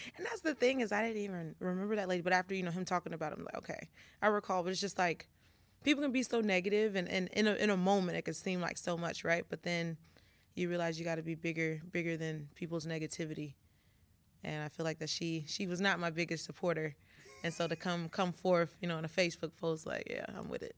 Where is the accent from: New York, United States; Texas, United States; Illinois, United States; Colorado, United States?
Illinois, United States; Carbondale; we're both from Carbondale